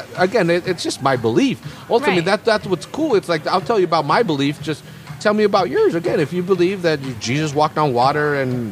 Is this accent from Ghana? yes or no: no; Salinas, California, United States; We're from Salinas. We all grew up poor.